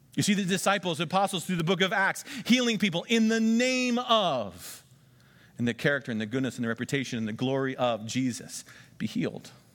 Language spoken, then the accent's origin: English; United States; I'm an American, and we vote every four years.